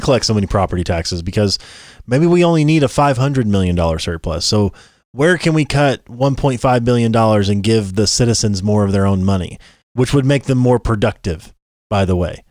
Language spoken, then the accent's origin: English; Southern Illinois, United States; growing up where we grew up in Southern Illinois